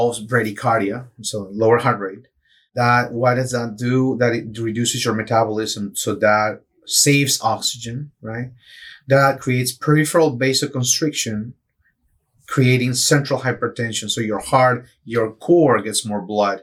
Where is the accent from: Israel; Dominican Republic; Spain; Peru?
Peru; also born or lived in Michigan; now in Tampa Bay, United States; I grew up in Peru, so I grew up surfing in the coast.